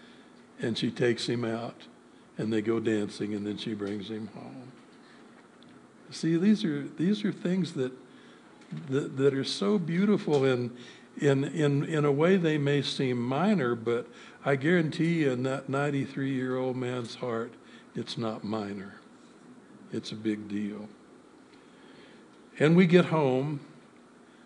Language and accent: English; United States; I am an American. I thank God I was born here